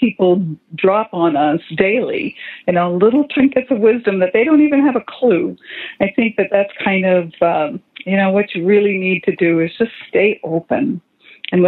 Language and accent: English; Canada; moved away as an adult; now in United States; as a Canadian girl, I grew up my whole life drinking tea